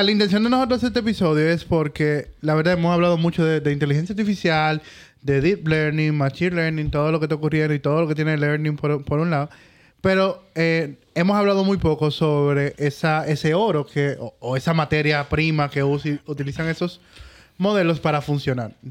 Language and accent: Spanish; Chile; Yo, no, yo soy chileno, lo acabo de decir.